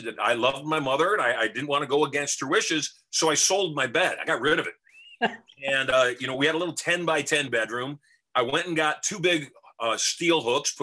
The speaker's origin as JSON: {"language": "English", "region": "Michigan", "country": "United States", "tie": "born or raised there", "moved": "yes", "lives_now": "Las Vegas, United States", "said": "we grew up dirt poor in Michigan"}